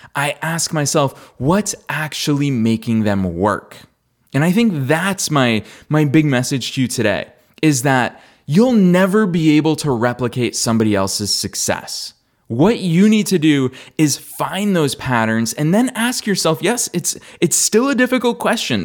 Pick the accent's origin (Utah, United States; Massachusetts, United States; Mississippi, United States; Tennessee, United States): Massachusetts, United States; Marlborough; there's a guy from my hometown who played in the World Cup for the United States men's national team.